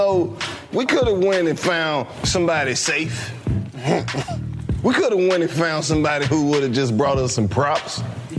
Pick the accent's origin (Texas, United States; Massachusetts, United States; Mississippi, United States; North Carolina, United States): Mississippi, United States; I'm from Mississippi.